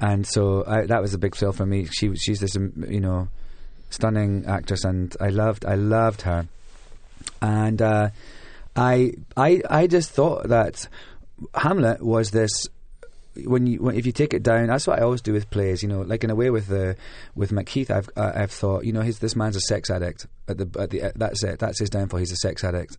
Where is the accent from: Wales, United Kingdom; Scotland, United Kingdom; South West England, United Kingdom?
Scotland, United Kingdom; moved away; also born or lived in London; being Scottish in London